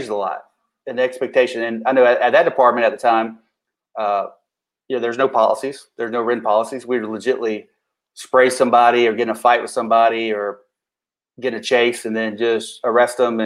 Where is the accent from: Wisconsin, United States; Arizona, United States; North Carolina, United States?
North Carolina, United States; McDowell County; accent: mountain; I'm from McDowell County, of course, if you pick up on the mountain accent.